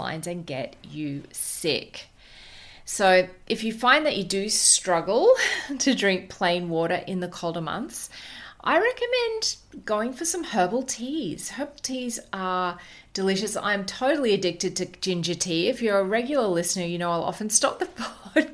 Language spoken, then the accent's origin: English; Queensland, Australia; as a Queenslander